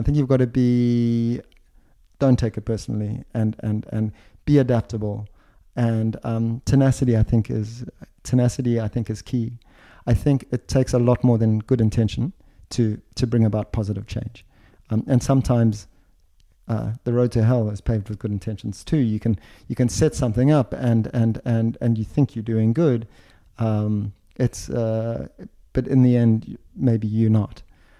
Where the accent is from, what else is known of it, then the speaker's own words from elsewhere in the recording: Switzerland; You know, I come from Switzerland and I'm based in Switzerland.